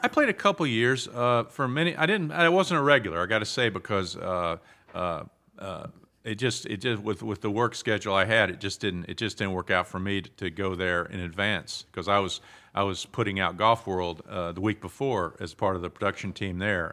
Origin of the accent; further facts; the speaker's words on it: Southern Pines, North Carolina, United States; moved away as an adult; also born or lived in Pinehurst / New York; I was born in the hospital in Pinehurst, which was then, uh, called Mor-, Memorial Hospital, and I grew up in Southern Pines